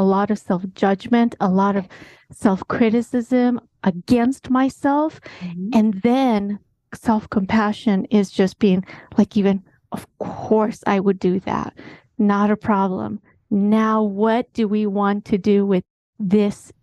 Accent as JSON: {"language": "English", "country": "Kenya", "tie": "born or raised there", "said": "I'm half Kenyan, half American"}